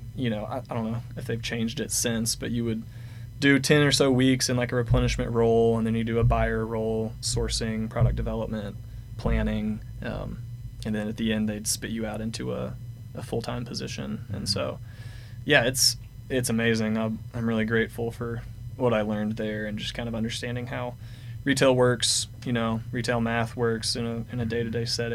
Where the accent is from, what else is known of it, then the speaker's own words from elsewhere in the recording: Fayetteville, Arkansas, United States; So I grew up here in Fayetteville. Went to Fayetteville High School